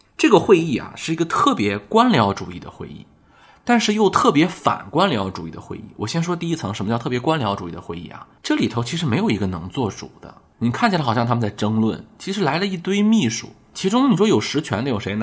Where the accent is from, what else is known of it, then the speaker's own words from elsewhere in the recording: China; 我们中国人